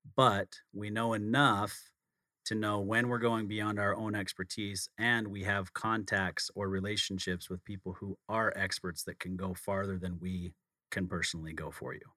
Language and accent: English; outside of Salt Lake City, Utah, United States; I grew up outside of Salt Lake City, not as small of a town